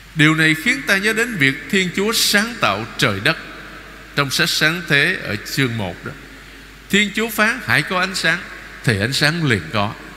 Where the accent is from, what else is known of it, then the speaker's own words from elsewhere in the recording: Vietnam; anh chị em chúng ta là người Việt Nam